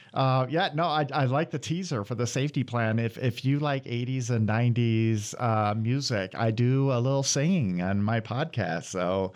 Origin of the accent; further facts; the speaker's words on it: Iowa, United States; moved away as an adult; now in Michigan, United States; I'm from Iowa originally, and I went to school at Iowa State